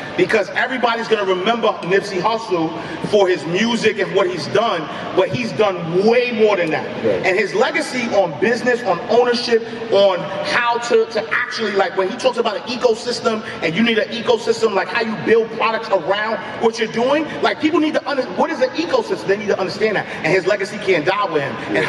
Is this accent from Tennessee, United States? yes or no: no; Harlem, New York, United States; The reason why I start off my story every day that I am from Harlem and I am from St. Nicholas Project, because there are a million, and I've never sold dope.